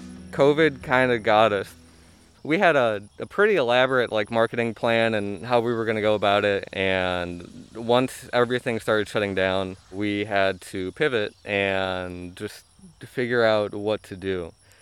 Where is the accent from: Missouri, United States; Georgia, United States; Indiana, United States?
Indiana, United States; We came from Northwest Indiana, and we had some experience growing food there.